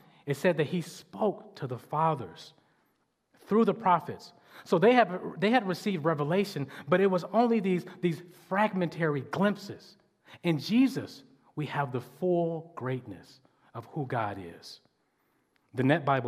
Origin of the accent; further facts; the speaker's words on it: Detroit, Michigan, United States; I grew up in Detroit, over on off the east side